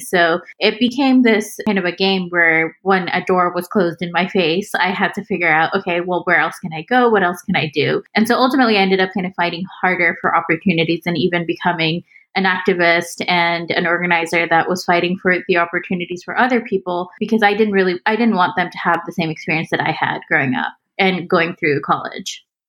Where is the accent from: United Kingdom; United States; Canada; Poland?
United States; Houston, Texas; moved away as an adult; also born or lived in Pakistan / Austin, Texas; now in Bay Area, United States; I grew up in Houston. Like it's it's the place that I definitely consider my hometown.